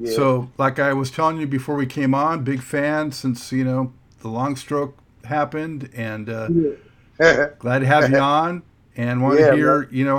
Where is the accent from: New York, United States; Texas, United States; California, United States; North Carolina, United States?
California, United States; Los Angeles; I grew up in Los Angeles